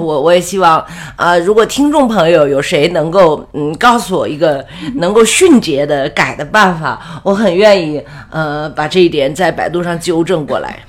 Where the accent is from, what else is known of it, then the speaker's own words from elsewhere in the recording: Yinchuan, Ningxia, China; 我们祖籍在河北沧州嘛，嗯。啊，也是直宁过去的，支援大西北过，哦。嗯。过到现在，我是生在宁夏，我是地道宁夏人